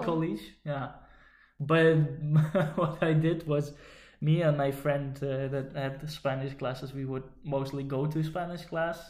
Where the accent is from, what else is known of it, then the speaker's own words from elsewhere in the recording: Netherlands; English is a second language; growing up in the Netherlands